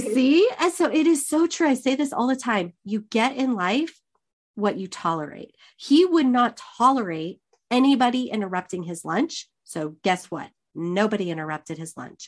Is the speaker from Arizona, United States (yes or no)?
yes; Arizona, United States; all my life growing up in Arizona